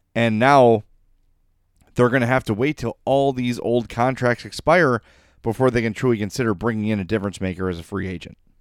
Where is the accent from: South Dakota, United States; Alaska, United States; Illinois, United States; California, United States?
Illinois, United States; Oak Lawn; I grew up in Oak Lawn, Illinois, and I didn't know anyone that didn't look like me